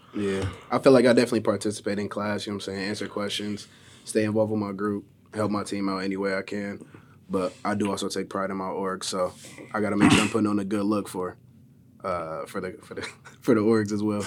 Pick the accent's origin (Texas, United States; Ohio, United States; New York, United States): Ohio, United States; Columbus; moved away; I'm from Columbus, Ohio